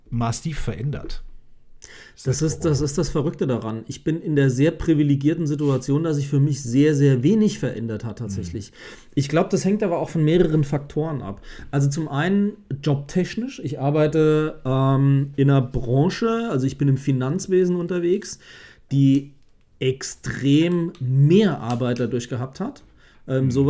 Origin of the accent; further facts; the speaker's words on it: West Germany, Germany; Ich bin halt im Westen aufgewachsen und dann ist es dann so.